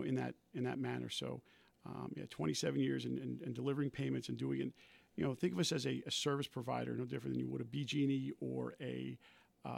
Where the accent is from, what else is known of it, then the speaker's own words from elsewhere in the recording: New Jersey, United States; moved away; I was originally from Central Jersey, not far from Rutgers University